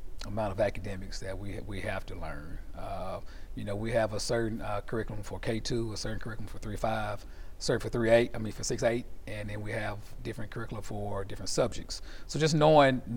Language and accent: English; Shreveport, Louisiana, United States; I'm from the Cooper Road area, you know, born and raised. My mom raised us. Hadn't lived anywhere else.